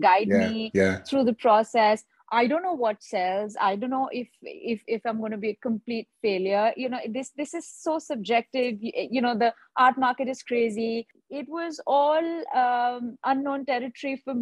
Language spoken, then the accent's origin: English; India; also born or lived in Dubai; now in Mumbai, India; I'm based in Mumbai. I'm an Indian artist.